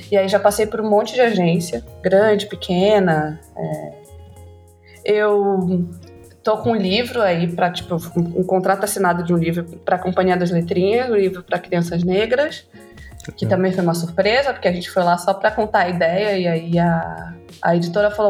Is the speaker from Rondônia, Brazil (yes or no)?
yes; Porto Velho, Rondônia, Brazil; also born or lived in Rio de Janeiro; eu sou redatora publicitária e diretora criativa. Eu sou rondoniense, nascida e criada em Porto Velho, Rondônia e morei no Rio um tempo, agora moro aqui, então as pessoas podem perguntar: meu Deus, esse sotaque.